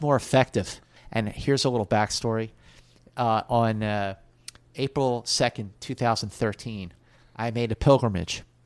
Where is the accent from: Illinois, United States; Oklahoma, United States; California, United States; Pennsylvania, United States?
Pennsylvania, United States; Philadelphia; also born or lived in New York; now in Los Angeles, United States; I grew up in Philly